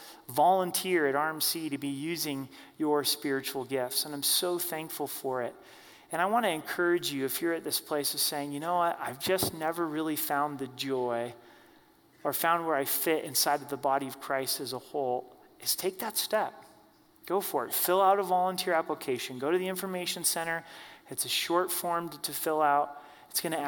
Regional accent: Oregon, United States; now in Colorado, United States; I grew up in Oregon, live here in Colorado

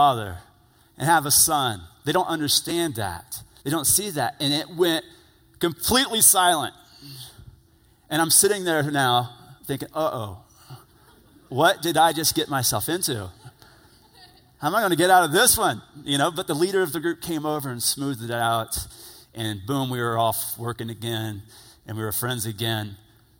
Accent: United States; They automatically assume I'm a Christian because I'm from America.

